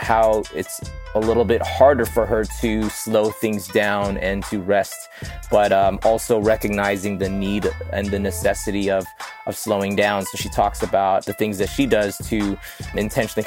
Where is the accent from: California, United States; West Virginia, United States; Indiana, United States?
California, United States; Los Angeles; I grew up in Northridge